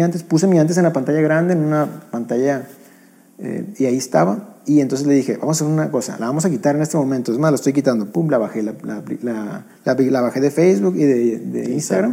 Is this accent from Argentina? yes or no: no; northern Mexico, Mexico; somos norteños